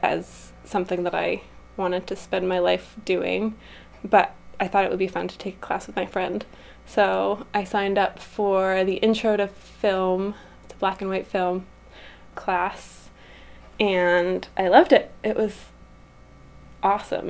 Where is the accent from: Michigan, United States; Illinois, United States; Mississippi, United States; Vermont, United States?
Vermont, United States; Brattleboro; I grew up in Brattleboro